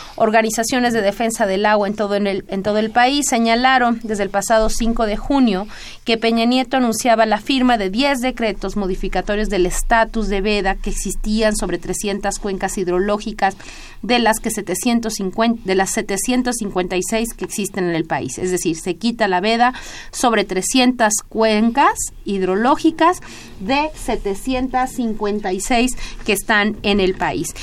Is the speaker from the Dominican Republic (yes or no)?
no; Mexico; como sociedad mexicana